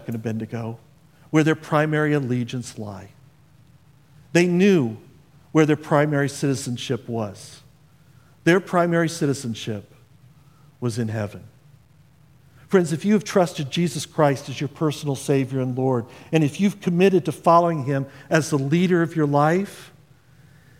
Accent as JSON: {"language": "English", "region": "Indiana", "country": "United States", "tie": "born or raised there", "moved": "yes", "said": "I come from Indiana. That's where I grew up"}